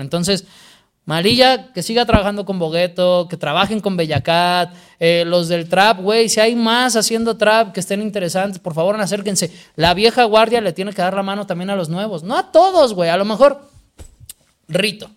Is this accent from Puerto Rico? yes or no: no; Mexico; soy de México